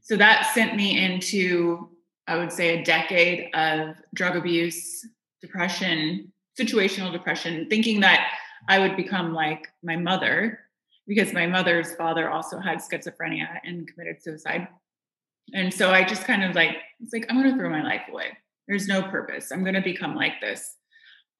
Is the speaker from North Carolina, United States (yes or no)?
no; Indiana, United States; I grew up in Indiana